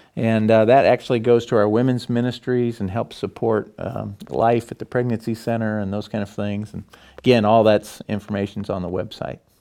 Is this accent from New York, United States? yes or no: no; Morton, Illinois, United States; my wife and I. We come from Morton